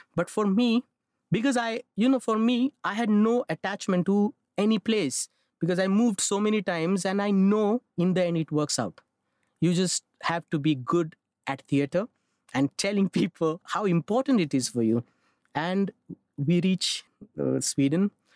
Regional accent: Mumbai, Maharashtra, India; I'm born and raised in Mumbai

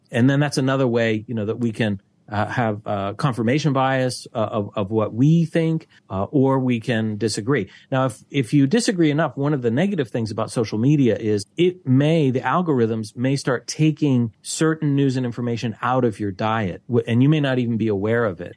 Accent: Pittsburgh, Pennsylvania, United States; moved away as an adult; now in Malaysia; back in my hometown, the Pittsburgh Post Gazette

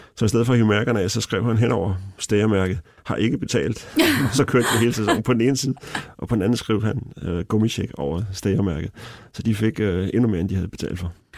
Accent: Denmark; jeg var fra Danmark

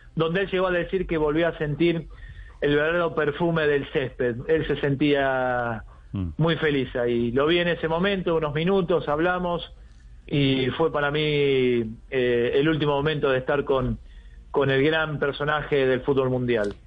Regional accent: Argentina; como, como argentino

